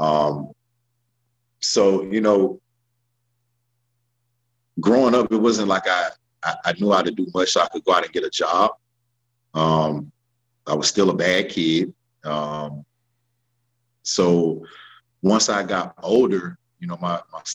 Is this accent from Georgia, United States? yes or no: no; Raleigh, North Carolina, United States; I'm from Raleigh, North Carolina. But we didn't travel and stuff growing up